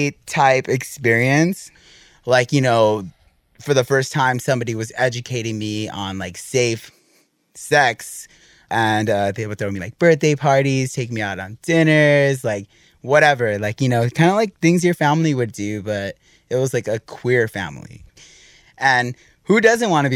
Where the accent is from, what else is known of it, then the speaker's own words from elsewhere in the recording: East Los Angeles, California, United States; I grew up in East